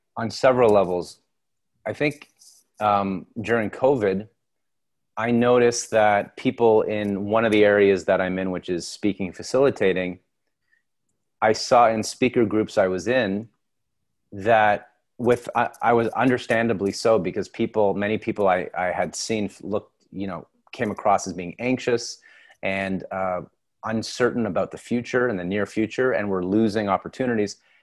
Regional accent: Toronto, Ontario, Canada; also born or lived in London, Ontario / New York; I grew up in Toronto

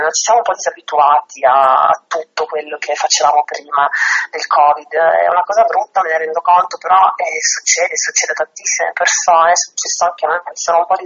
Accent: Trieste, Friuli-Venezia Giulia, Italy; also born or lived in Rome; sono di Trieste, no? quindi un ambiente molto diverso da quello a cui ero abituata a casa

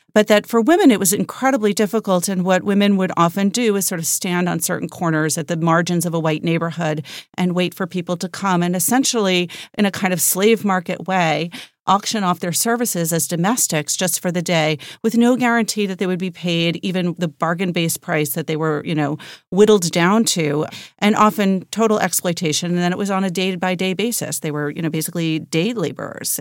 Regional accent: New York, United States; I grew up in New York where we were

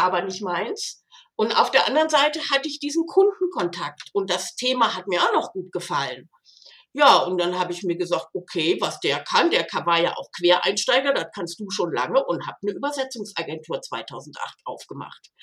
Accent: Rhineland, Germany; moved away as an adult; also born or lived in Switzerland; now in Konstanz, Germany; Ich bin Rheinländer

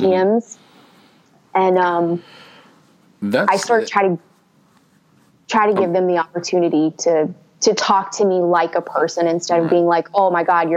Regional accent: Houston, Texas, United States; I grew up in Houston.

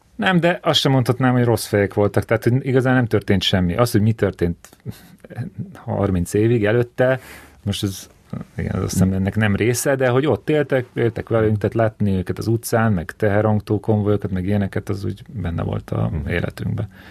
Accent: Keszthely, Zala, Hungary; ez egy kisváros, Keszthely, ahol születtem

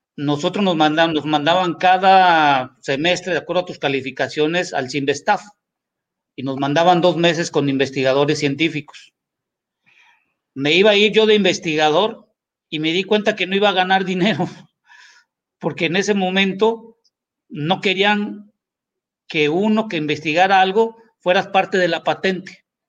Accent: Mexico; como mexicanos

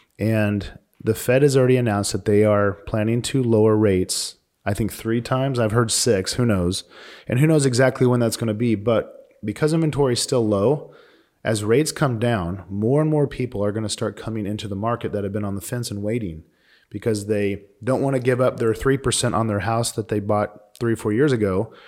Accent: Missouri, United States; also born or lived in Arizona; now in Phoenix, United States; So I grew up in Missouri and we didn't have mountains.

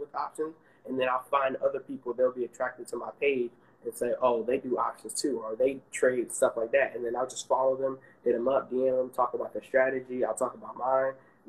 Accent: Maryland, United States; now in Atlanta, United States; I'm from Maryland.

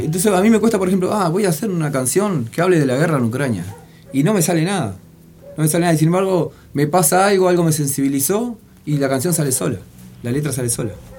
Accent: Montevideo, Uruguay; nosotros somos la curva de Maroño

